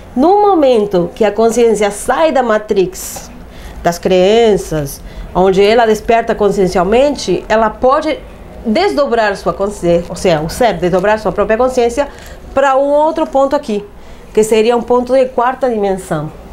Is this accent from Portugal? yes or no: no; Uruguay; moved away; nasci num país eh, laico